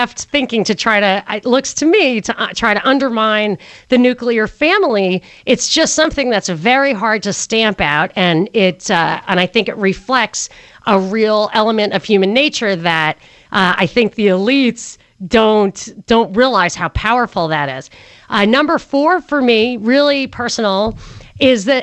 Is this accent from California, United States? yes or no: no; New York, United States; I grew up in New York